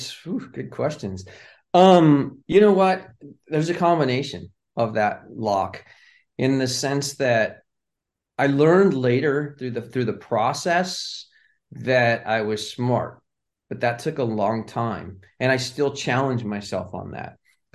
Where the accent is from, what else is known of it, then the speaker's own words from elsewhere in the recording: Pasadena, California, United States; And if I had never been born and raised in Pasadena, California, and then that area, there's probably no way I would have ended in the entertainment industry.